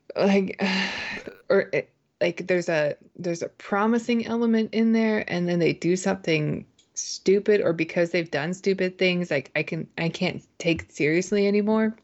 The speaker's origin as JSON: {"language": "English", "country": "Canada", "tie": "born or raised there", "moved": "yes", "lives_now": "United States", "said": "I grew up in Canada"}